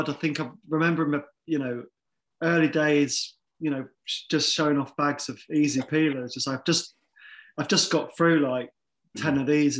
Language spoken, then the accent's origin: English; Bath, South West England, United Kingdom; I grew up in Bath